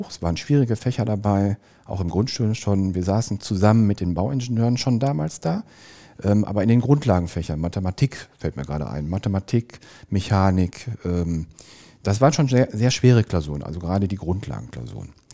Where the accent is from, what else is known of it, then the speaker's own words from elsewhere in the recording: Dorsten, North Rhine-Westphalia, Germany; ich komme ursprünglich aus Dorsten, das liegt in der Nähe von Bochum.